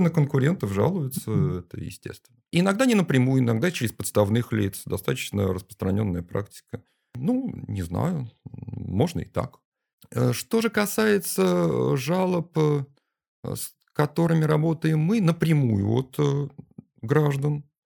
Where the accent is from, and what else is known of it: Saint Petersburg, Russia